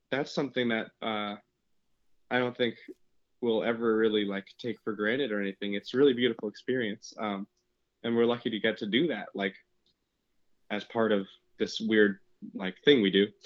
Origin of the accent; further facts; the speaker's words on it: Seattle, Washington, United States; Hi, we're we're … from Seattle, Washington.